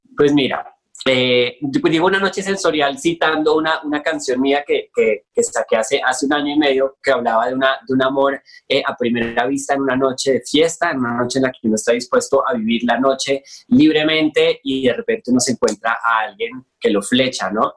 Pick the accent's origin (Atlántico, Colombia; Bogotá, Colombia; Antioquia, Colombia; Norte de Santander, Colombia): Bogotá, Colombia; moved away as an adult; now in Mexico City, Mexico; Bogotá, de donde soy